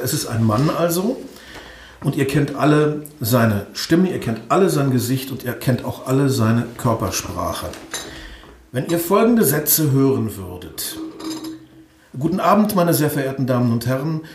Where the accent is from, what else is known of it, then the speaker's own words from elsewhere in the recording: Osnabrück, Lower Saxony, Germany; also born or lived in East Germany; now in Hanover, Germany; der VfL Osnabrück, da wo ich aufgewachsen bin